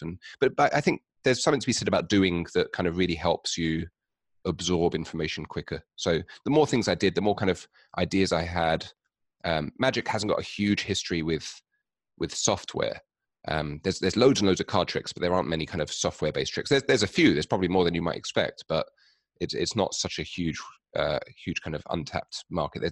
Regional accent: London, United Kingdom; I'm from London, in England

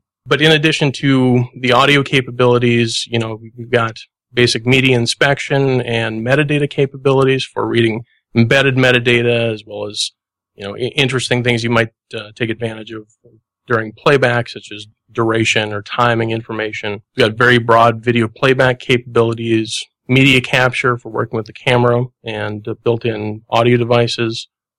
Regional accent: Minnesota, United States; I'm a software developer and instructor from Minnesota.

